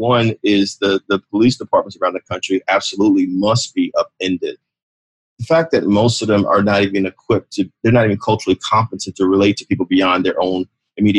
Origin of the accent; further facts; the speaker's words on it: New Jersey, United States; also born or lived in New York; Rutgers University in my home state of New Jersey